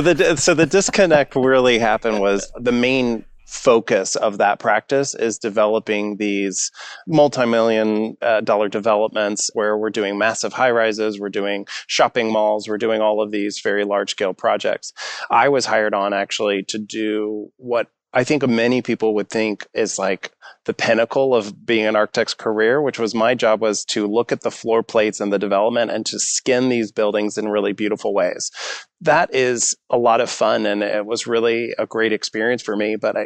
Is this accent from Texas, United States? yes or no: yes; Missouri City, Texas, United States; Being a young man in Texas, if you're interested in design, there's a few different directions you might be pushed.